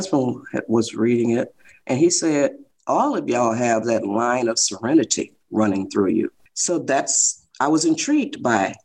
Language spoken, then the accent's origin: English; Detroit, Michigan, United States; moved away as an adult; now in California, United States; I was born in Detroit, Michigan